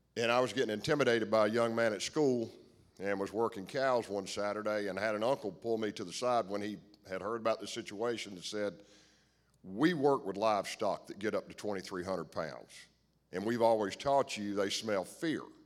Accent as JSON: {"language": "English", "country": "United States", "tie": "born or raised there", "said": "I grew up in Stanley County, I couldn't ask for a better p-, set of parents"}